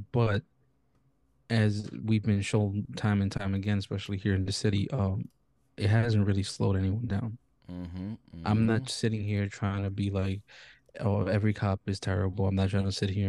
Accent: New York, United States; And I think it's just completely unfair because as a New Yorker, like everything's due to inflation as it is, right?

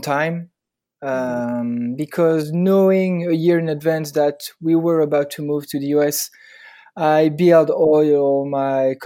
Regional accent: Paris, Île-de-France, France; English is a second language; moved away as an adult; now in Hoboken, United States; I'm from France, obviously, and Paris, born and raised.

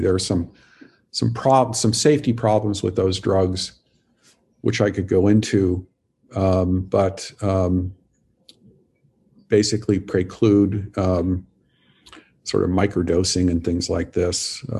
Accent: Montana, United States; So I grew up in Montana and sort of the tail end of the 60s, I was a little kid basically.

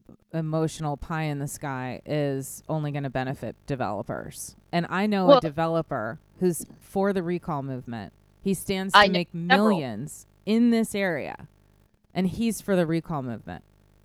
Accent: Midwest, United States; This is very much like the town I grew up in the Midwest.

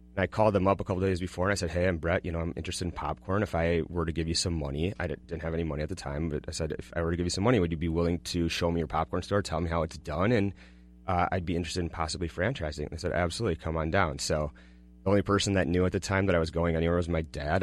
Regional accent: Golden Valley, Minnesota, United States; also born or lived in Kansas; I grew up, uh, in Golden Valley

